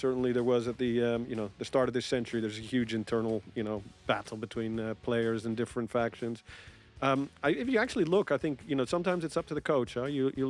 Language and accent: English; Rotterdam, South Holland, Netherlands; I was born in Rotterdam